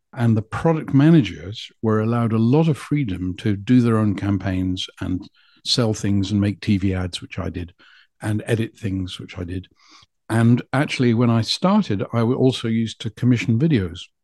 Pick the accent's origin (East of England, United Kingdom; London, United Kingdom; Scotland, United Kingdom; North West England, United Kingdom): Scotland, United Kingdom; Scottish Borders; moved away as an adult; also born or lived in Carlisle / Leeds; I'm from the Scottish borders to whence I have returned